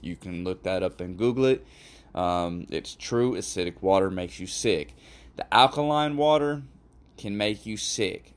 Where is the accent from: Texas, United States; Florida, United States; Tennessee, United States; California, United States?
Florida, United States; Fort Lauderdale; I'm from Fort Lauderdale, Florida